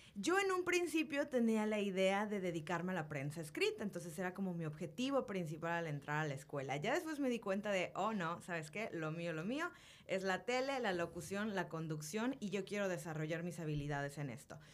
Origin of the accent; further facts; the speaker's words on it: Mérida, Yucatán, Mexico; yo nací en Mérida, he vivido en esta ciudad toda mi vida